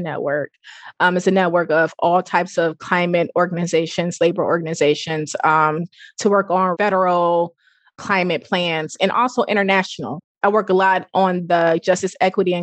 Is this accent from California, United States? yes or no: no; Pontiac, Michigan, United States; also born or lived in Hattiesburg, Mississippi; I'm from Pontiac, Michigan. Even though I was born in Hattiesburg, Mississippi, I'm from Pontiac, Michigan